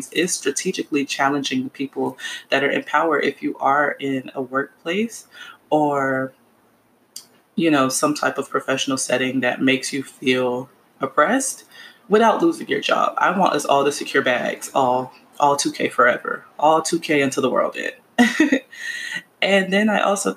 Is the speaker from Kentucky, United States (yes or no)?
no; Miami, Florida, United States; I'm from Miami, Florida.